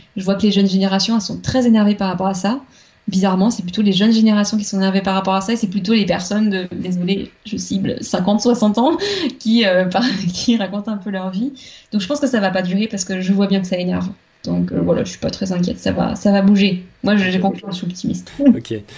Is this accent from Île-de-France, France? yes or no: no; Vendée, Pays de la Loire, France; moved away as an adult; also born or lived in Nantes; je venais de Vendée, la campagne vendéenne